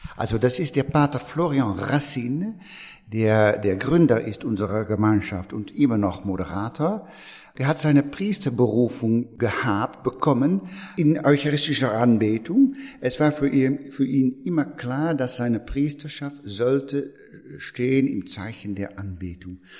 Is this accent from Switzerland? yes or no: no; Netherlands; German is a second language; moved away as an adult; now in France; ich bin Niederländer von, von Geburt